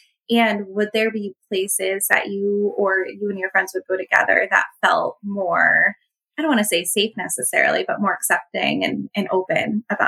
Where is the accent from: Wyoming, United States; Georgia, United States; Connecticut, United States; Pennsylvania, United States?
Connecticut, United States; I have been born and raised in Connecticut. I lived elsewhere for a small period of time, but nowhere like a big city.